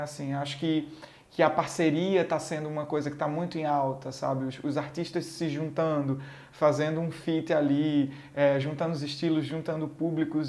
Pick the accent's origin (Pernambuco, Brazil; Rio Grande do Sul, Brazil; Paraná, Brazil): Pernambuco, Brazil; Garanhuns; eu sou pernambucano, eu sou de Garanhuns, interior de Pernambuco.